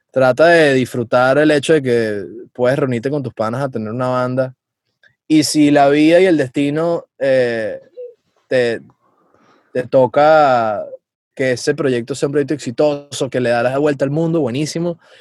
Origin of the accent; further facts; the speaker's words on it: Venezuela; moved away; yo tengo una misión personal como venezolano